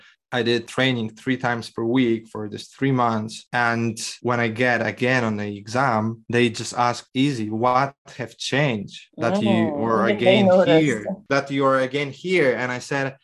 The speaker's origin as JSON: {"language": "English", "country": "Poland", "said": "I'm from Poland"}